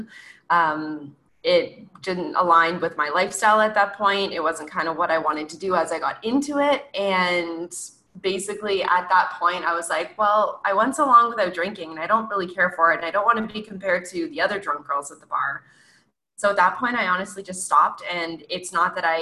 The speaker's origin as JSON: {"language": "English", "country": "Canada", "said": "I'm from Canada"}